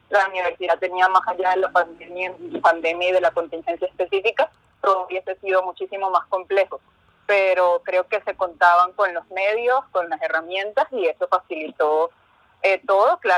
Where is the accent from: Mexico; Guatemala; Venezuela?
Venezuela; Caracas, Capital District; De Venezuela.